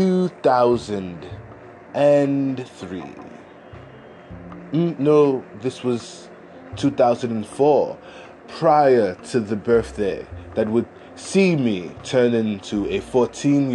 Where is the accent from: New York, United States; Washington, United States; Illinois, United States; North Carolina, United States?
New York, United States; I am from New York in America